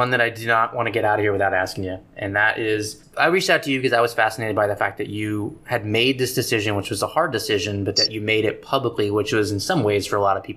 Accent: Texas, United States; I'm one guy from Texas

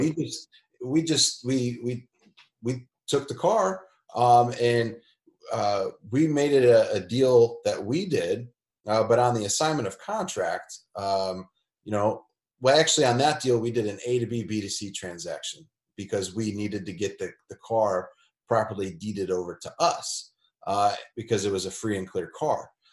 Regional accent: Elgin, Illinois, United States; now in Indianapolis, United States; I'm from a suburb, northwest suburbs. I'm from Elgin

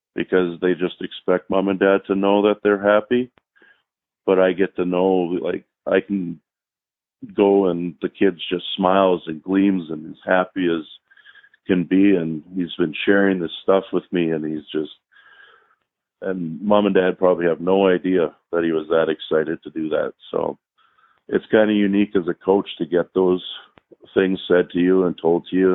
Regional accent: Canada; moved away as an adult; now in Minnesota, United States; not growing up in the states and growing up in Canada, and then when I come down here in college

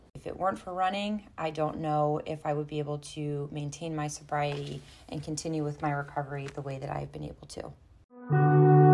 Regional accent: Baltimore, Maryland, United States; also born or lived in Sparks, Maryland; born and raised in Baltimore, Maryland

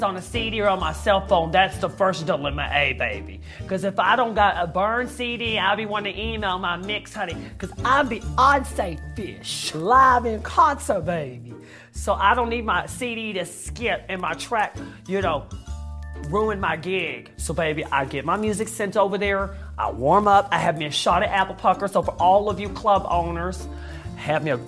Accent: Texas, United States; I'm from Texas

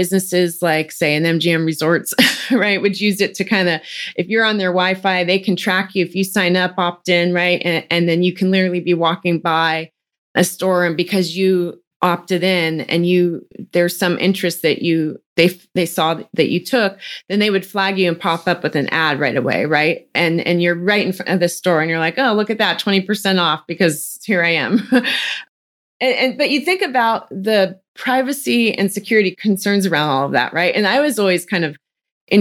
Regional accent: Silicon Valley, California, United States; moved away as an adult; now in Texas, United States; I grew up in California, Silicon Valley. So I was born and raised there and started my career there

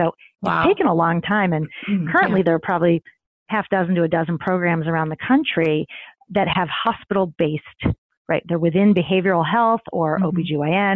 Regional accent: Midwest, United States; now in New York City, United States; I grew up in the Midwest

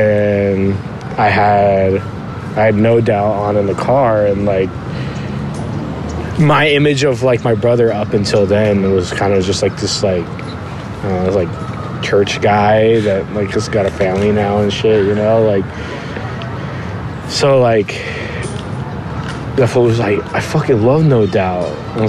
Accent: Whittier, California, United States; I grew up with like, you know, neighborhood friends, just like anyone else.

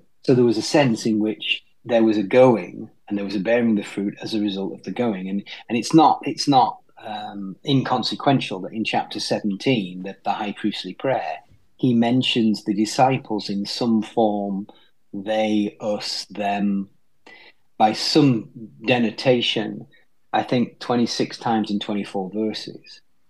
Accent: New Zealand; accent: Kiwi; my accent's just messed up, I think, all from right, speaking different right. languages. So that's as good as it's going to get from a Kiwi accent from me.

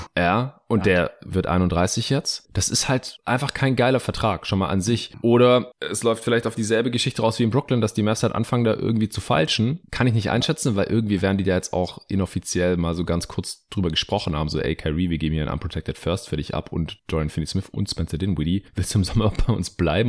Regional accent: Stuttgart, Baden-Württemberg, Germany; meine Heimatstadt Stuttgart

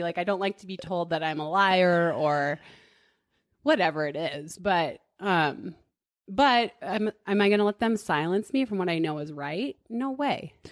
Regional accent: Duluth, Minnesota, United States; moved away as an adult; now in Boulder, United States; I grew up in Duluth, Minnesota, and ate spam and goulash and stuff

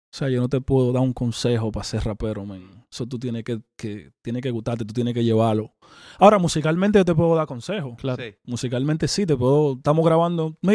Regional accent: Dominican Republic; moved away as an adult; now in Miami, United States; Yo soy el único dominicano que anda hangue en Miami con los raperos cubanos mío.

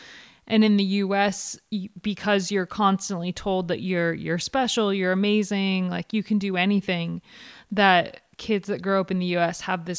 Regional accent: United States; I can identify growing up in the US.

